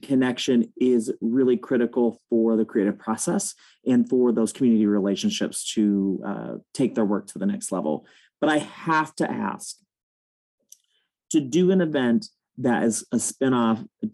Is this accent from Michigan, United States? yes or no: yes; Lansing, Michigan, United States; I grew up in the Lansing area and have worked in the Lansing area for many, many years